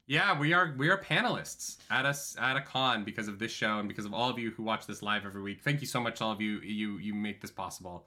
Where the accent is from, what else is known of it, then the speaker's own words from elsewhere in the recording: Calgary, Alberta, Canada; moved away; my hometown of Calgary